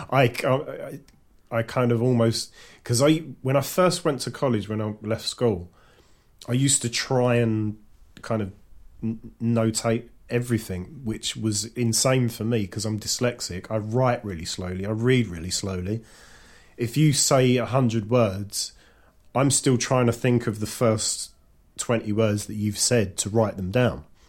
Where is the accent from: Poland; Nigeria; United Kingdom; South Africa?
United Kingdom; London; I was brought up in East London with mostly white working class kids